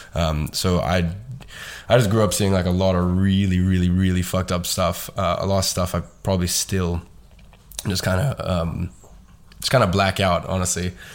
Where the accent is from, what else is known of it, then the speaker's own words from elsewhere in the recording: London, United Kingdom; I was going to private school and I was living in a good area in London